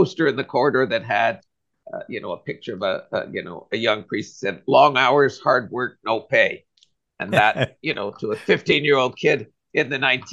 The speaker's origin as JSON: {"language": "English", "town": "Ottawa", "region": "Ontario", "country": "Canada", "tie": "born or raised there", "also_born_or_lived": "Toronto / Rome", "moved": "as an adult", "lives_now": "Vancouver, Canada", "said": "I was born in Ottawa. I'm a product of Catholic elementary school, St. George's"}